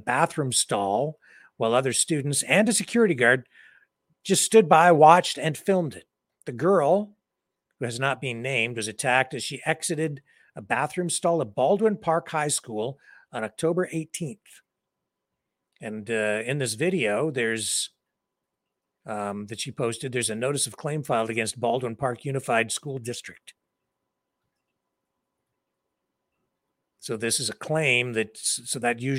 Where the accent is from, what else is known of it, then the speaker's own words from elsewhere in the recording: London, Ontario, Canada; In London, Ontario, my hometown